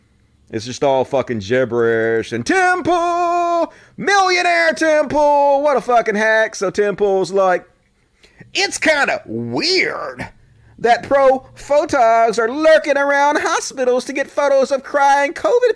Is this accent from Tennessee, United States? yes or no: no; Mississippi, United States; I grew up in Mississippi with some bomb-ass cooking